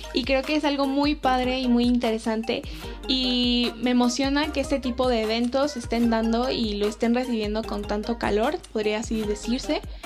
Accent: Mexico; nosotros como mexicanos

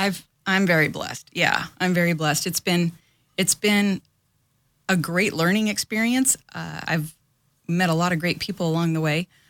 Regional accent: Los Angeles, California, United States; born and raised in Los Angeles

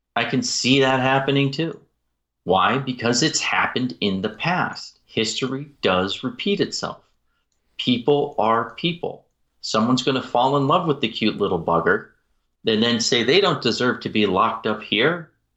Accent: Utah, United States; in my home state of Utah here

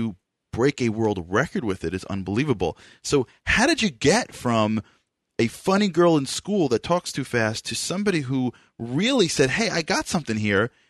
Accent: New York, United States; because I'm from New York

